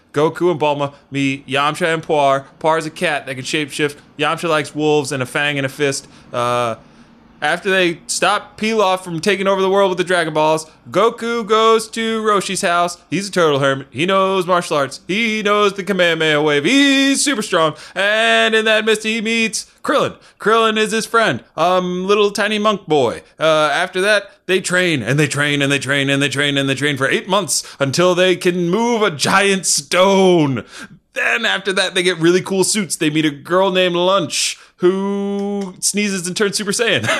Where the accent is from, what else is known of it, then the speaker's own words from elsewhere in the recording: Delaware, United States; we're from Delaware